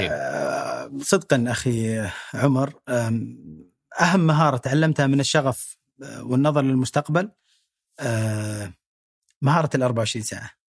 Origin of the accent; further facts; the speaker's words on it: Saudi Arabia; نستحقها كسعوديين